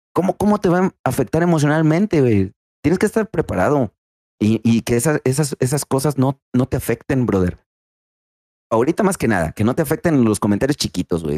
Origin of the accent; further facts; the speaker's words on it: Rioverde, San Luis Potosí, Mexico; now in Ciudad Fernández, Mexico; soy originario de Río Verde, San Luis Potosí